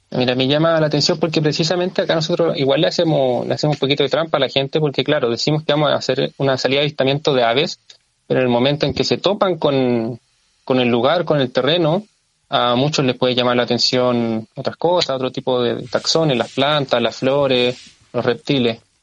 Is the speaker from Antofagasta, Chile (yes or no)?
no; Lampa, Santiago Metropolitan Region, Chile; soy vecino de, de Lampa eh, viví gran parte de mi vida en Lampa